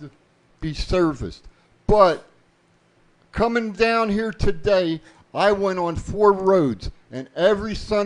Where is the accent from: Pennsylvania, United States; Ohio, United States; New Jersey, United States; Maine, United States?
New Jersey, United States; now in Las Vegas, United States; I was born in Jersey